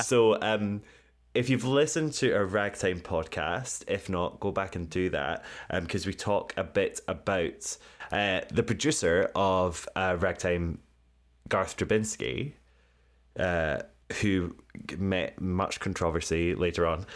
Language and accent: English; United Kingdom; I'm British